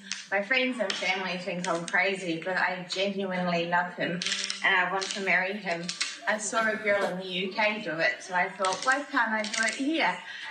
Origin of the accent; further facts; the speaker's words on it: Queensland, Australia; I'm from Queensland